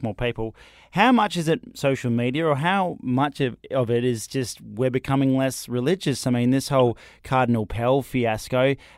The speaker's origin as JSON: {"language": "English", "area": "Moora", "region": "Western Australia", "country": "Australia", "moved": "yes", "lives_now": "Perth, Australia", "said": "I'm originally from Maroona"}